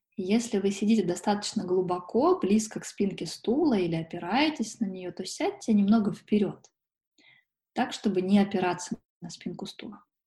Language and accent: Russian; Sochi, Krasnodar Krai, Russia; now in Moscow, Russia; Периодически я езжу за солнцем в Сочи, это мой родной город